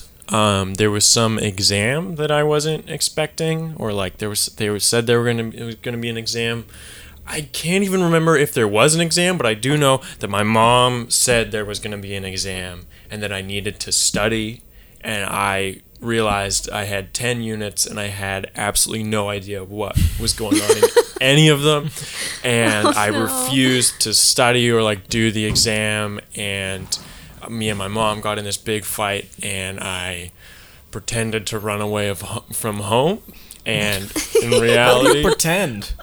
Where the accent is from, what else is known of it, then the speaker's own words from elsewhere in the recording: Burnaby, British Columbia, Canada; also born or lived in Port Moody; I moved from Burnaby to Port Moody, and I had to do grade 8 math again